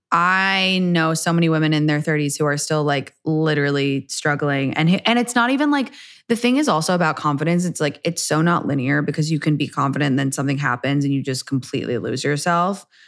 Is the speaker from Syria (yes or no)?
no; England, United Kingdom; now in United States; I was raised in England